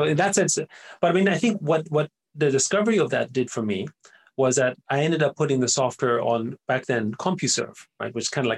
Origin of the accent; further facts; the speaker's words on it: Vienna, Austria; first language German; English is a second language; moved away; I grew up in Vienna in Austria